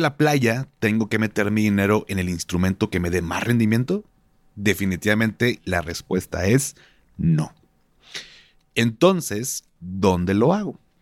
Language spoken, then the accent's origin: Spanish; Monterrey, Nuevo León, Mexico; como buen regio